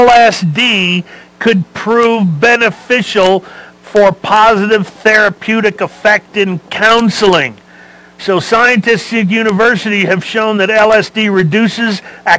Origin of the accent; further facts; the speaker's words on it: Los Angeles, California, United States; I was born and raised in Los Angeles. So what did we do? Everything.